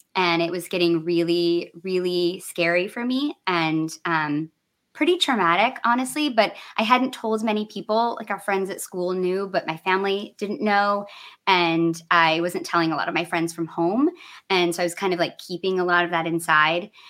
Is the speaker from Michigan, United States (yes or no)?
yes; Michigan, United States; I grew up in Michigan